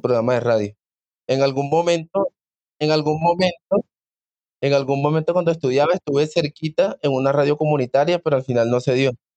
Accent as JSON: {"language": "Spanish", "country": "Venezuela", "tie": "born or raised there", "moved": "yes", "lives_now": "Bogotá, Colombia", "said": "mis papás son de allá, yo nací acá, pero me crié en Venezuela"}